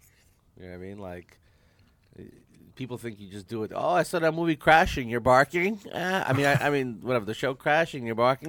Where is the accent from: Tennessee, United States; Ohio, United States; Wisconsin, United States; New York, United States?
New York, United States; I'm from New York.